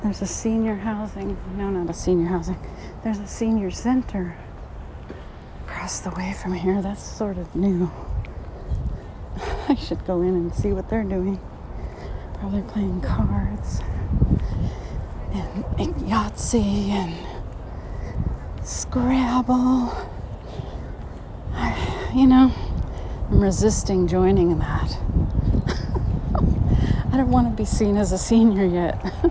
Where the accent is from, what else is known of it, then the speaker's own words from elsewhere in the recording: California, United States; also born or lived in Louisiana; My home state is here in California